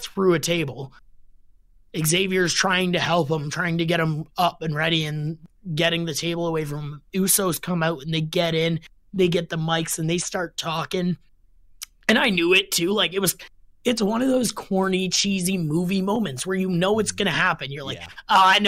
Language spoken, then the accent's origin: English; Canada; as a Canadian kid loving wrestling